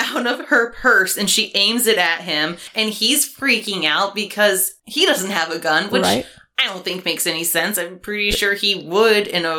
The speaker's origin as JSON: {"language": "English", "region": "Michigan", "country": "United States", "said": "I'm from Michigan."}